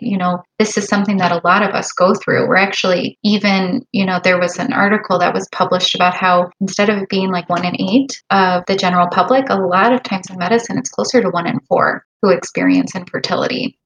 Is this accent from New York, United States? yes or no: no; Chicago area, Illinois, United States; I am a hospitalist just outside of Chicago. My husband and I grew up here